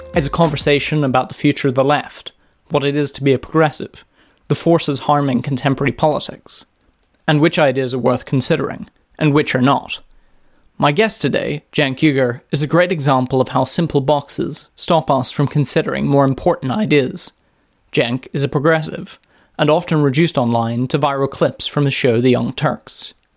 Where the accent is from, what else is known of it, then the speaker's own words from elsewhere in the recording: United Kingdom; my home country, the United Kingdom